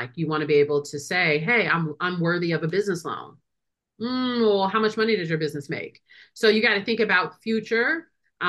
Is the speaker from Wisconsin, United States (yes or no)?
yes; Wisconsin, United States; I'm a lawyer from Wisconsin.